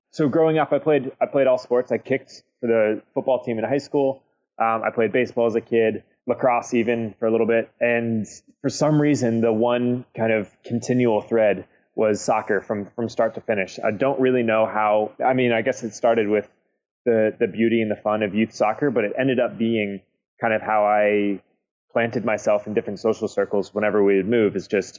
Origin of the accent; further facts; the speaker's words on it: Virginia, United States; born there; also born or lived in Kentucky / Indianola, Iowa / Baltimore, Maryland / Columbus, Ohio; I was born in Virginia, but moved to Kentucky, moved to Iowa, Indianola, Iowa, which is just outside Des Moines, like tiny town. And then we moved to Baltimore, Maryland from there, and then to Columbus, Ohio.